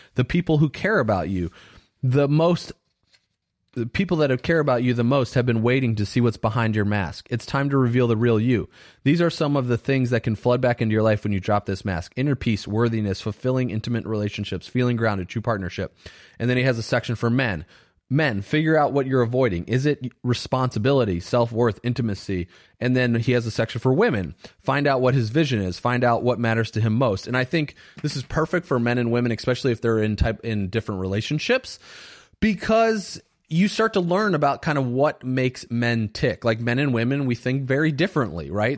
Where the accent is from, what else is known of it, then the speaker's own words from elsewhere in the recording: Indiana, United States; I grew up in Indiana.